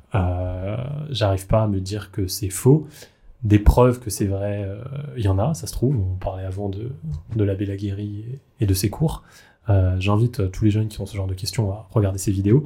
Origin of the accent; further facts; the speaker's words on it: Alsace, Grand Est, France; je viens, comme toi, d'Alsace, d'une famille très catholique